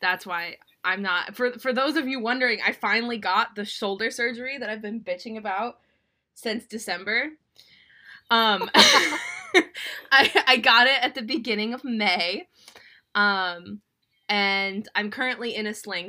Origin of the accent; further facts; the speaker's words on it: Minnesota, United States; my hometown team, the Minnesota Wild